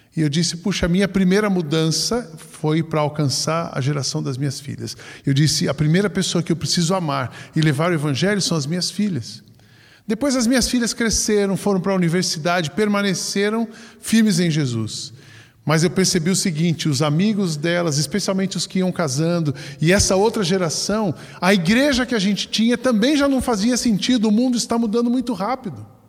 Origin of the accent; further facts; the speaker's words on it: Brazil; quando voltar agora ao Brasil